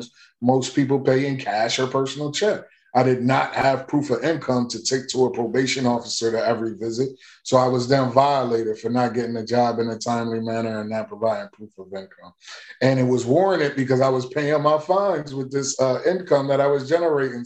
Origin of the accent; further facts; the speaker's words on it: Wilmington, Delaware, United States; I am from, born and raised in Wilmington, Delaware.